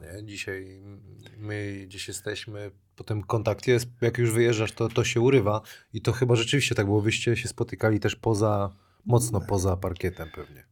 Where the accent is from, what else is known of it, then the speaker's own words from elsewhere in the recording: Wrocław, Lower Silesian Voivodeship, Poland; bo to moje osiedle